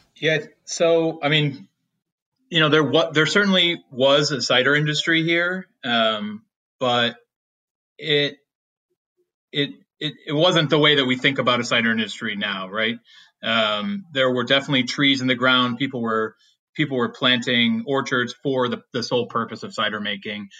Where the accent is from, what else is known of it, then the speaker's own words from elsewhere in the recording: Williamson, New York, United States; now in Walden, United States; my hometown is a little place called Williamson, New York.